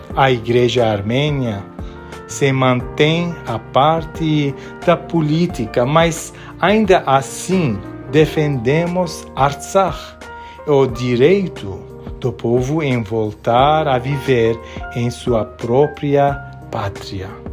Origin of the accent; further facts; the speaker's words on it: Beirut, Beirut Governorate, Lebanon; now in Brazil; Nasci em Beirute, no Líbano, que vivia uma guerra civil.